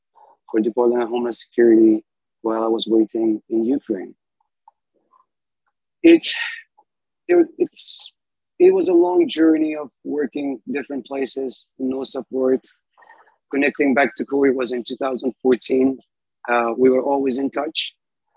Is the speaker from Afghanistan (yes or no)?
yes; Afghanistan; moved away as an adult; now in United States